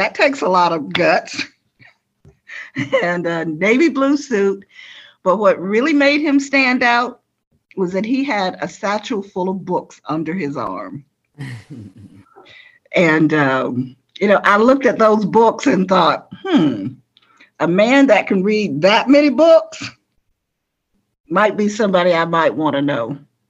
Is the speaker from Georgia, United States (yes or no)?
yes; Georgia, United States; moved away as an adult; I just moved back to my hometown. I'd only been in town maybe for 5 days.